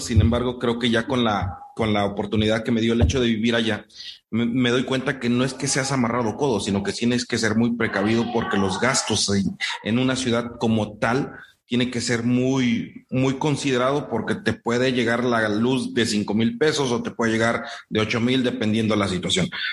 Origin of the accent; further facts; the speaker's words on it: Morelos, Mexico; para mi tierra, en, el centro de México, en Morelos